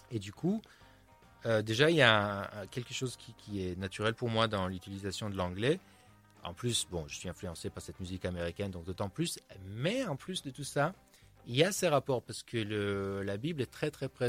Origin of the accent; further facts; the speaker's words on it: Tel Aviv, Tel Aviv District, Israel; French is a second language; also born or lived in United States; now in France; je viens d'Israël, je suis né à Tel Aviv. Donc j'ai grandi, forcément, même si je suis, euh, je suis pas du tout croyant et j'ai grandi dans un environnement très laïque.